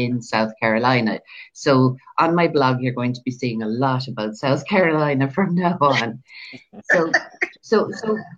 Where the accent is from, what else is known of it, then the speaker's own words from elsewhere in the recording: Ireland; I'm from Ireland. I live in Ireland.